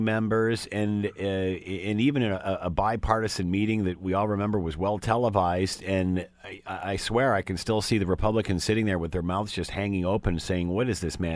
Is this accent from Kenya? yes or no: no; Canada; I'm a guy coming from Canada